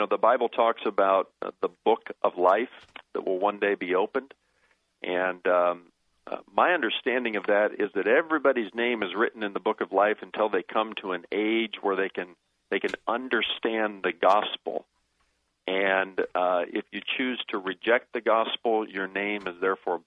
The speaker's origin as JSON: {"language": "English", "country": "United States", "tie": "born or raised there", "said": "I was born in America, and I love my citizenship here"}